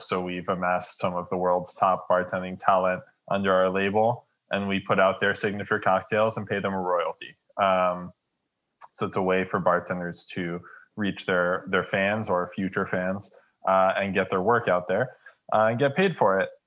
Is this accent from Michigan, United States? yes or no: yes; Detroit, Michigan, United States; moved away; I was born in Detroit